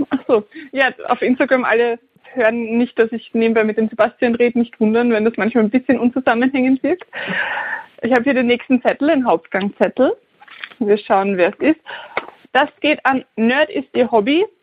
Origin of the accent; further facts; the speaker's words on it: Styria, Austria; Das hat mich sehr, sehr happy gemacht als Steirerin. Für uns wachsen richtig viele Kürbisse.